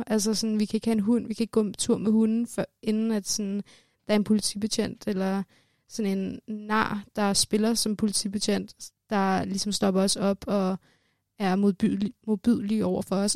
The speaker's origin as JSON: {"language": "Danish", "country": "Denmark", "tie": "born or raised there", "said": "jeg er født og opvokset i Danmark, men øh, har rødder i Iran"}